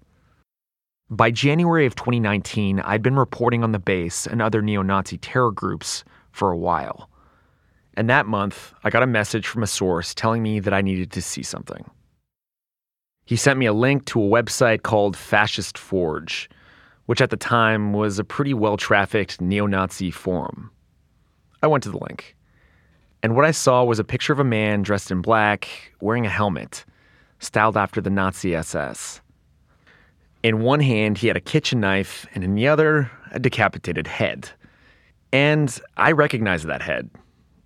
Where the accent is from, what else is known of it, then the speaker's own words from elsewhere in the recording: Canada; I grew up in Canada